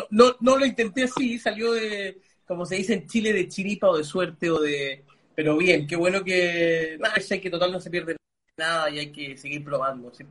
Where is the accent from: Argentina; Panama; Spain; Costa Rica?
Panama; also born or lived in Lima, Peru; yo nací en Lima, pero no, pero no me crié en Lima, me crié en Panamá, pero bajo un mix de culturas de dos países, ¿no? Mis, padres son de la India